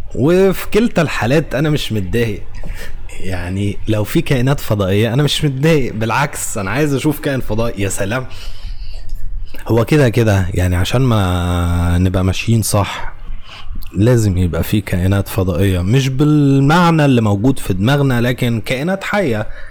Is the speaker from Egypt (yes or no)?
yes; Egypt; واحنا كمصريين وعرب